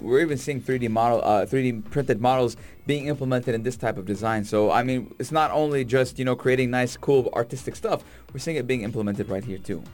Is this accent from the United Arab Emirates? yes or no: yes; Sharjah, United Arab Emirates; as someone who was born and raised in Sharjah